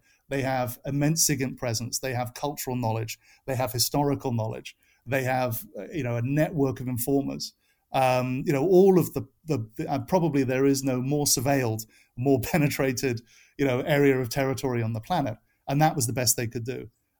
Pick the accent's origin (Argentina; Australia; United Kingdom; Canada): United Kingdom; now in United States; as you can tell from my accent, it's a little fluid, but I am from the UK, but I am an American citizen. I've lived in America for 20 years.